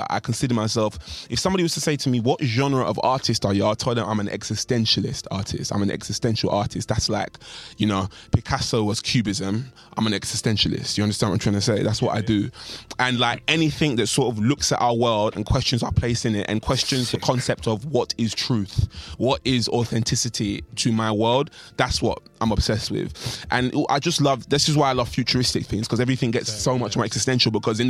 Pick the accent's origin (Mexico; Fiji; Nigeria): Nigeria; I'm Nigerian, right? So I actually hold those beliefs.